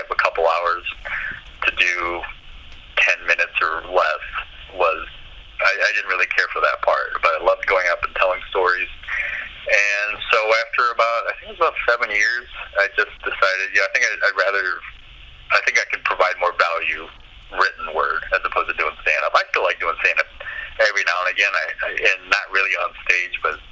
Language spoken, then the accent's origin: English; Davenport, Iowa, United States; moved away as an adult; also born or lived in Dubuque / Illinois Quad Cities; now in Portland, United States; I was born and raised in Davenport, and then moved over to the Illinois side when I got married, and then moved to Portland a couple years ago